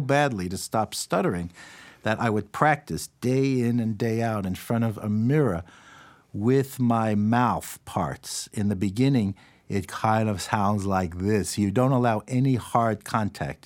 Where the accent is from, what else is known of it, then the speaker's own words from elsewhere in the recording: New York City, New York, United States; I grew up in New York City